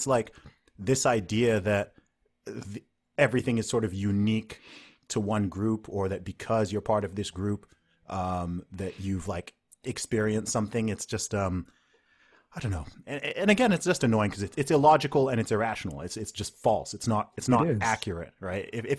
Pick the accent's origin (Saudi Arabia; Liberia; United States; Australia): Saudi Arabia; because, you know, I grew up in the Middle East in Saudi Arabia.